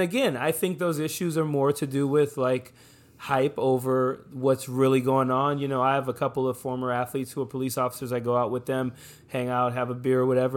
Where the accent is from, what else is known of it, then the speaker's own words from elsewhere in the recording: New Orleans, Louisiana, United States; now in Modesto, United States; I grew up in New Orleans, Louisiana